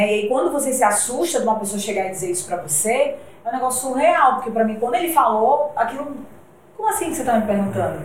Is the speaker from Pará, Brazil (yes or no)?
yes; Belém, Pará, Brazil; nós somos de Belém do Pará